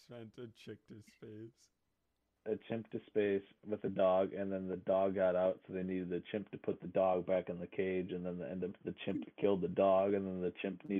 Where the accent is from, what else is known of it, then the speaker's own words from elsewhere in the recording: United States; I'm American